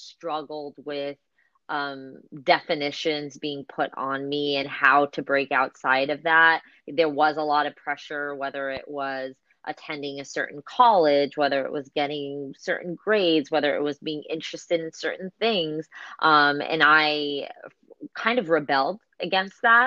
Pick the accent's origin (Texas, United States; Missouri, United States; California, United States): California, United States; Bay Area; I grew up in this country. I am first generation in this country, and I think for me growing up in the Bay Area was actually quite difficult